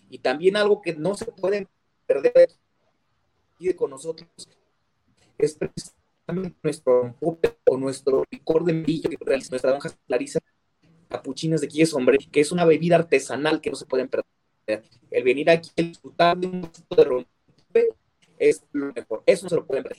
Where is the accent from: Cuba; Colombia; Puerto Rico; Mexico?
Mexico; also born or lived in Sombrerete, Zacatecas; de nuestro país como mexicanos